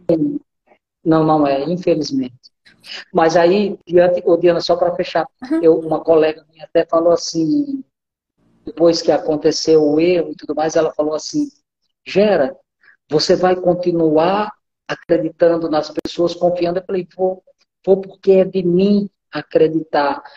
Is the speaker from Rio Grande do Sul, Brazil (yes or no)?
no; sertão of Paraíba, Brazil; moved away as an adult; now in Rondônia, Brazil; eu sou um paraibano, sou lá do sertão da Paraíba e que em 86 veio para Rondônia